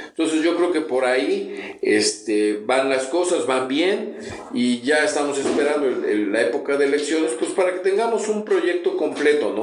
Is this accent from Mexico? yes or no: yes; San Pedro Cholula, Puebla, Mexico; Soy originario de San Pedro Cholula. Nací, me registraron en San Pedro Cholula y estudié, como ya te comenté, en el hogar de niño campesino, en el centro escolar y en el García de Cisneros. Soy 100% cholulteca